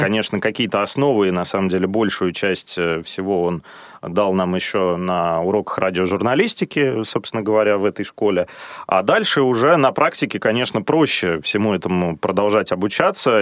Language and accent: Russian; Odintsovo, Moscow Oblast, Russia; Я вырос в Подмосковье, при том, что родился я в Москве, да, но рос э, в Одинцово